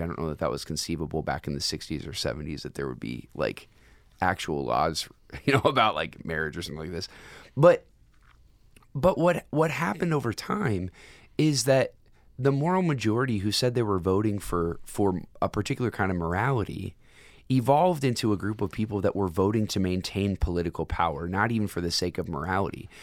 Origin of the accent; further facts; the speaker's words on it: United States; as an American citizen